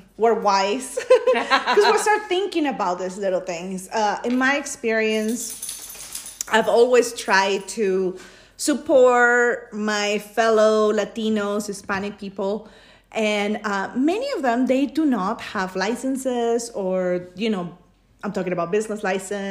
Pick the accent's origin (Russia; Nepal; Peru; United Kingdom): Peru; moved away as an adult; now in United States; I was born in Peru, but I've been living in the U.S. since 1998.